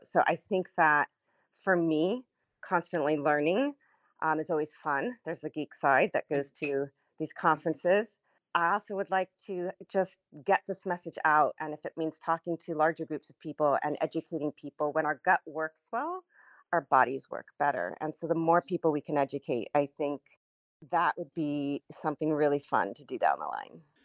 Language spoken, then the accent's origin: English; Los Angeles, California, United States; I was born and raised in the San Fernando Valley in a place called Sherman Oaks